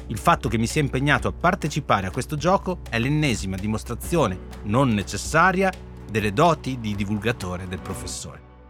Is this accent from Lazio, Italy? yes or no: no; Emilia-Romagna, Italy; now in Rome, Italy; io sono romagnolo e quindi io sono un babbo, non sono un papà